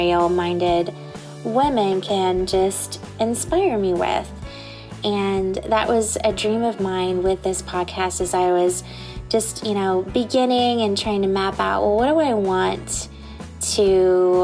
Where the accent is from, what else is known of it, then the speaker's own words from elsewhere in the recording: Indiana, United States; now in Southwest Florida, United States; I'm originally from Indiana